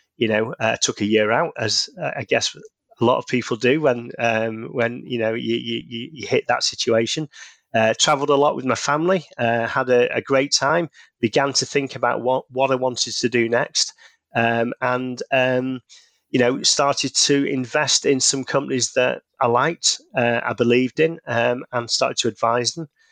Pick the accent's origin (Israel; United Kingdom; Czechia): United Kingdom; Manchester, North West England; you can probably tell from the accent, based in the U K, in, uh, the, the north, uh, of England, in Manchester